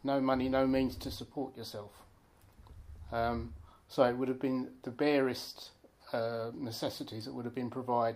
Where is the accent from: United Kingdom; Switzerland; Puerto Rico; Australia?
United Kingdom; Thurrock, East of England; Yes, I've lived in Thurrock all my life. I was born in Alsett Hospital.